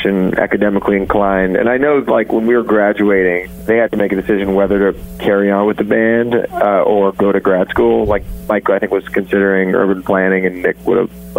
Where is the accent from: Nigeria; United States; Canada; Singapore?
Canada; Toronto, Ontario; also born or lived in Hamilton, Ontario; I am from Toronto originally